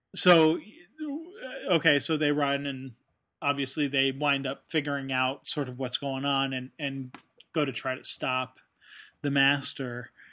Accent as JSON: {"language": "English", "country": "United States", "said": "as an American"}